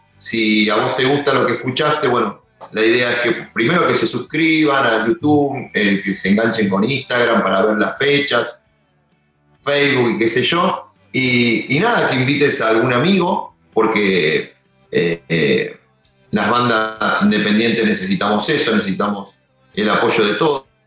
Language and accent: Spanish; Longchamps, Buenos Aires Province, Argentina; yo soy de Longchamp